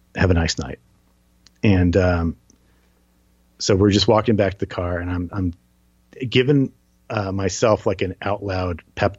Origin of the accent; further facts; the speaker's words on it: New Jersey, United States; I'm from New Jersey